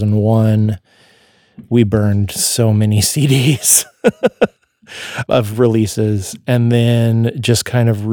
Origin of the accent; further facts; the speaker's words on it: Eugene, Oregon, United States; also born or lived in Portland, Oregon; I grew up in Eugene also